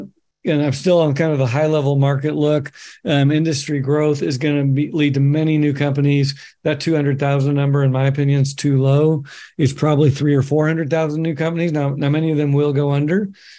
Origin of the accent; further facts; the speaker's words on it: Bend, Oregon, United States; I can look at my hometown, Bend, Oregon, 80,000 people in the middle of nowhere.